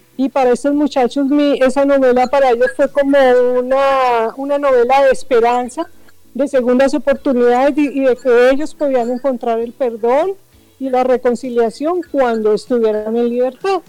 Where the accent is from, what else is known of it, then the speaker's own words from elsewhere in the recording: Bogotá, Colombia; moved away as an adult; now in Barranquilla, Colombia; soy de Bogotá, pero vivo acá en la ciudad de Barranquilla hace aproximadamente 30 años